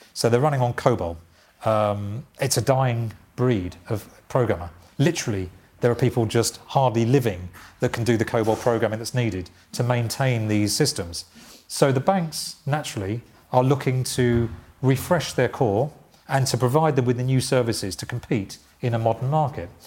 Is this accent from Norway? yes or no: no; Essex, East of England, United Kingdom; i was born in Essex